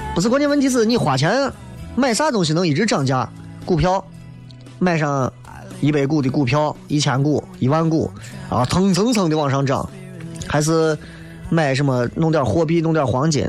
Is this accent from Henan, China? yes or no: no; Xi'an, Shaanxi, China; 我是西安的